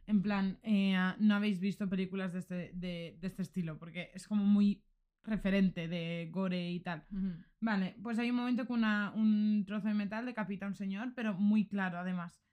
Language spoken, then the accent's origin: Spanish; Xeresa, Valencian Community, Spain; podría haber sido mi pueblo, podría haber sido Xeresa